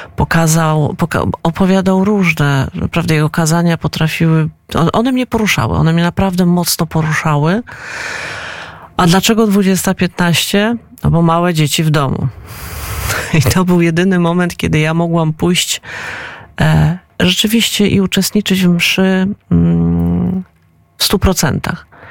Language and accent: Polish; Poland; also born or lived in Moscow, Russia; mimo tego, że się urodziłam w Moskwie, obywatelstwo mam polskie i czuję się Polką